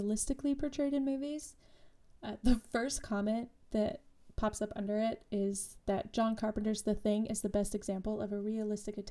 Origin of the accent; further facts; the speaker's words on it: Utah, United States; Growing up in Utah